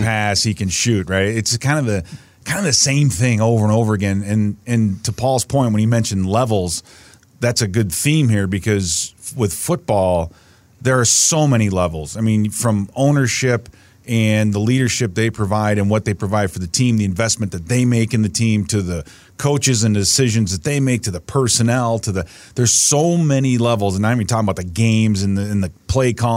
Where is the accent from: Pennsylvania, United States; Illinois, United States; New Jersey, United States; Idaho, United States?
Illinois, United States; Chicago; growing up in Chicago, listening to guys like, uh, you know, D, uh, Pierce Saul and Harry Carey